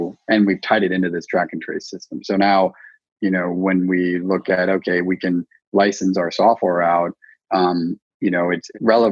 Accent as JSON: {"language": "English", "region": "Idaho", "country": "United States", "tie": "born or raised there", "also_born_or_lived": "West Coast", "moved": "as an adult", "said": "I grew up in Idaho. I kind of split time. I'm more of a West Coast guy."}